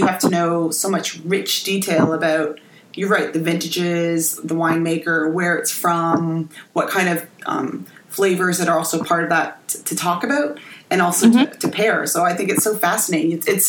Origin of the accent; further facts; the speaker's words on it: Ontario, Canada; I grew up in the Niagara region